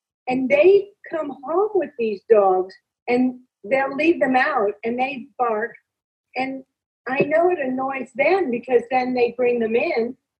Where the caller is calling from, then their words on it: Calabasas, California, United States; I'm calling from California, Calabasas.